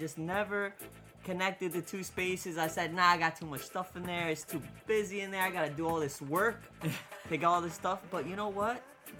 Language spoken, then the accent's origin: English; Wayne, New Jersey, United States; also born or lived in Ecuador; I'm from Wayne. Like I grew up in Wayne